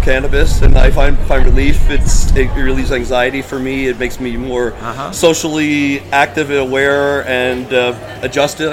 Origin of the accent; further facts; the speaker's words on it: Allentown, Pennsylvania, United States; I grew up in Center City, Allentown